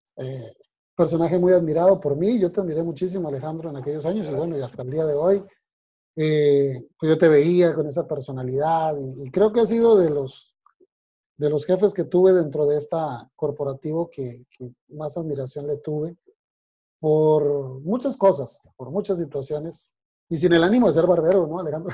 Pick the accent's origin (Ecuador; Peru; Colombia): Colombia; Bogotá; moved away as an adult; also born or lived in Monterrey, Mexico / Torreón, Mexico; now in Mexico; yo nací el 19 de marzo de 1974 en la ciudad de Bogotá, Colombia